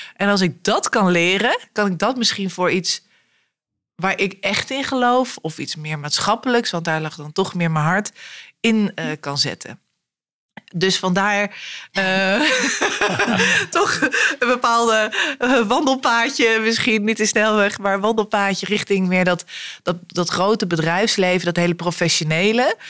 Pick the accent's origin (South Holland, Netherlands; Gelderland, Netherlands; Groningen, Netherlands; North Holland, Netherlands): Gelderland, Netherlands; Arnhem; ik ben in Arnhem opgegroeid